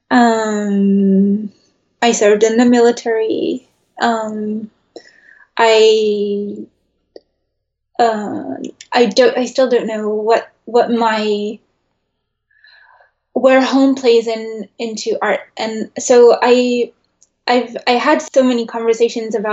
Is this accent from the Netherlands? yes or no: yes; Netherlands; also born or lived in New York, United States; Even when I was a kid, I, I grew up in the Netherlands and in New York.